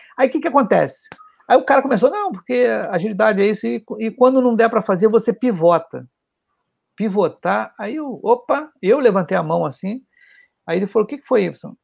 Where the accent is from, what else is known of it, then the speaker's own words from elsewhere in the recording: Rio de Janeiro, Brazil; Eu sou do Rio, né? Tá? Para quem não conhece, eu sou do Rio, sou carioca. Nasceu aqui no Rio